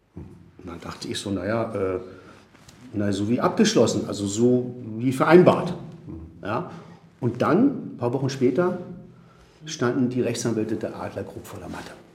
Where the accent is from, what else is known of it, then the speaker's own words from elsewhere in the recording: Spain; also born or lived in South America; now in Berlin, Germany; ursprünglich geboren bin ich in Südamerika, dann bin ich teilweise in Spanien aufgewachsen